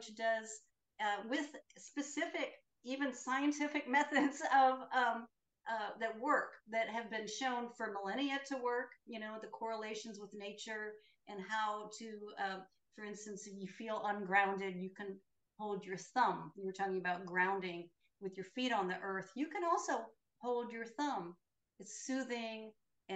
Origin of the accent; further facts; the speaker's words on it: the Midwest of the United States, United States; I grew up Catholic in the Midwest of the United States